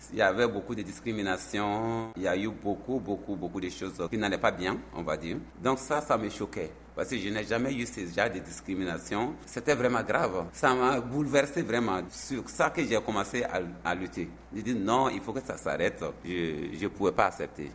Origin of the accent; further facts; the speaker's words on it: Burkina Faso; moved away as an adult; now in South Korea; chez nous, on a beaucoup d'ethnies différentes, 63 ou 4 ethnies qui existent chez nous au Burkina Faso